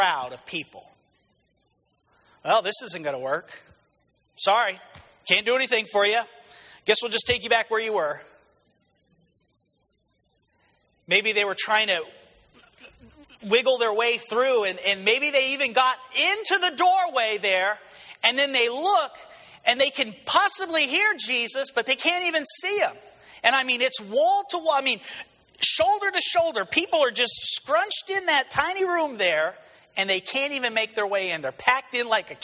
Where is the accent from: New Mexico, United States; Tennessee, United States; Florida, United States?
New Mexico, United States; moved away; I was originally from New Mexico